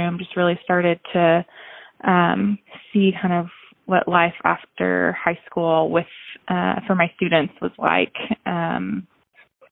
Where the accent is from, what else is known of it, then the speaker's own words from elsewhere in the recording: Houston, Texas, United States; now in College Station, United States; I grew up in Houston, Texas